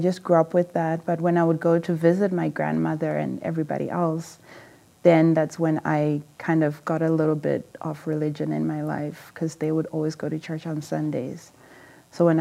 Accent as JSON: {"language": "English", "country": "Zimbabwe", "tie": "born or raised there", "also_born_or_lived": "England", "moved": "yes", "said": "I'm from Zimbabwe, originally, and I grew up in a small family"}